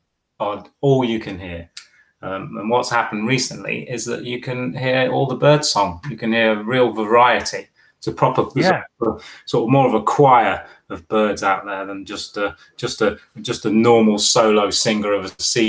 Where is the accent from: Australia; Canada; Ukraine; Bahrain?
Bahrain; In fact, actually, I grew up in the Middle East in Bahrain, and Thursday was our last day of school.